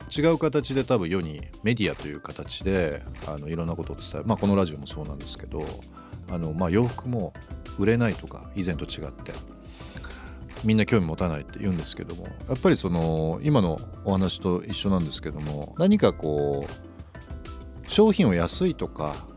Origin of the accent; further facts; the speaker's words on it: Kansai, Japan; now in Tokyo, Japan; 僕も45年住んでましたけど